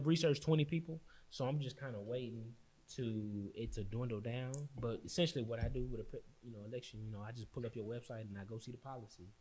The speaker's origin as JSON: {"language": "English", "town": "Austin", "region": "Texas", "country": "United States", "said": "I'm from St. John. I mean, I went East Austin"}